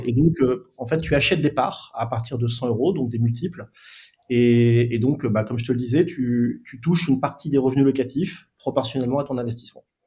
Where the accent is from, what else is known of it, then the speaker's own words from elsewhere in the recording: Lille, Hauts-de-France, France; now in Paris region, France; je suis originaire de Lille